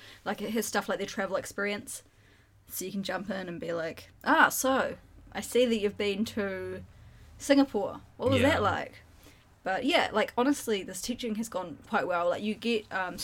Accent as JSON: {"language": "English", "country": "New Zealand", "said": "I'm from New Zealand."}